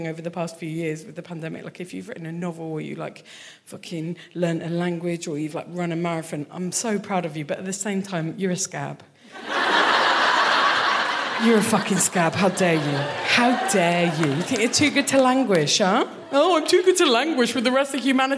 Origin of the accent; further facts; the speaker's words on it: Kent, South East England, United Kingdom; moved away as an adult; now in Glasgow, United Kingdom; I am from Kent, the worst part of England. Like, to go from Kent to Glasgow